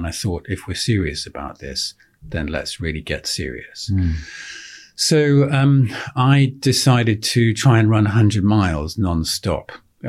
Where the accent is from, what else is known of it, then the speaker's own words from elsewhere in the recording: Oxfordshire, South East England, United Kingdom; I grew up in Oxfordshire. I'm the son and grandson of a country doctor.